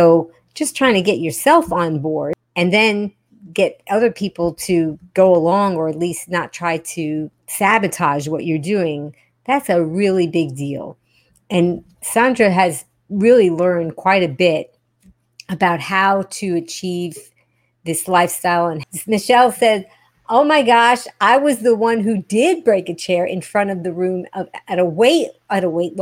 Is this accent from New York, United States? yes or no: yes; New York, United States; I'm an original New Yorker, so I can hear New York very well